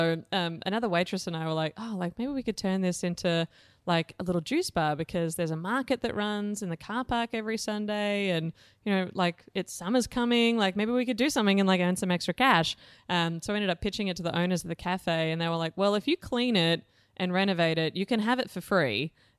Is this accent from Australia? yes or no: yes; Blue Mountains, New South Wales, Australia; So I grew up in the Blue Mountains in New South Wales. My dad was a railway engineer and my mom was a creative arts teacher at the local primary school.